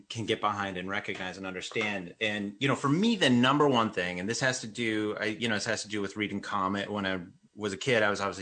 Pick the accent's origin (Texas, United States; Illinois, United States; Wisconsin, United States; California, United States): Wisconsin, United States; I'm Mexican American. I grew up in Wisconsin